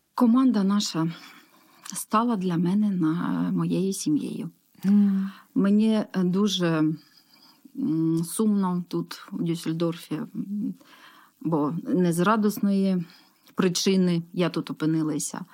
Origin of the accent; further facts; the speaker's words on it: Horlivka, Donetsk Oblast, Ukraine; я із Горловки